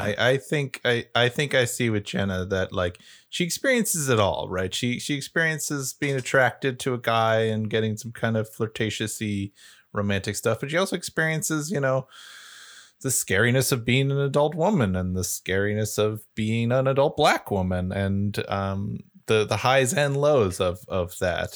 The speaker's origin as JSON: {"language": "English", "country": "United States", "said": "being an American"}